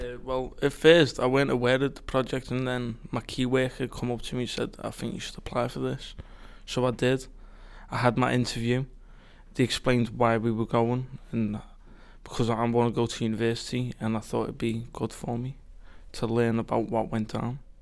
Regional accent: Liverpool, North West England, United Kingdom; now in Stoke-on-Trent, United Kingdom; I'm from Liverpool, the better part, obviously.

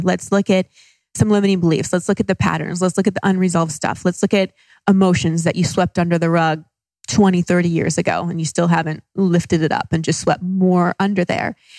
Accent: Dallas, Texas, United States; moved away as an adult; also born or lived in Los Angeles; now in Austin, United States; I grew up in Dallas

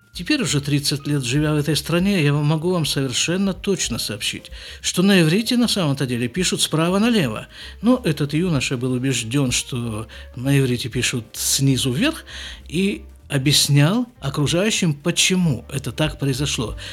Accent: Krasnoyarsk, Krasnoyarsk Krai, Russia; moved away as an adult; also born or lived in Jerusalem; now in Israel; В нашей семье, которая поселилась в Красноярске

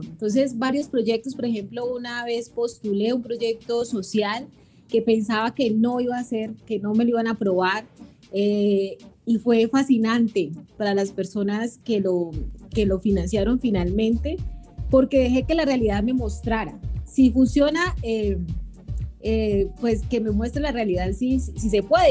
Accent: Colombia; yo soy colombiana

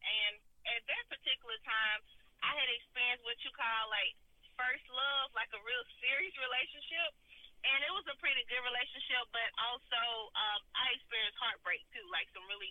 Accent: Bessemer, Alabama, United States; I grew up in a community called Muscoda, which is in Bessemer, Alabama. And let me tell you about Muscoda. Muscoda is a really tight-knit community, and it's like everyone there is family.

